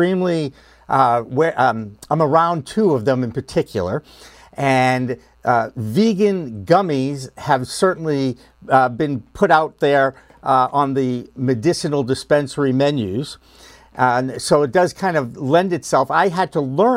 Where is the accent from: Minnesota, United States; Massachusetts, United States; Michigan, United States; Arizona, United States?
Massachusetts, United States; Boston; I was raised conservative in the greater Boston area